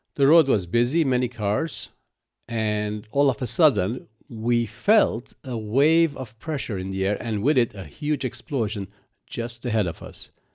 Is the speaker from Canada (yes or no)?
no; Lebanon; moved away as an adult; also born or lived in Cyprus; I was born in Lebanon and practically grew up with the civil war that ravaged that country.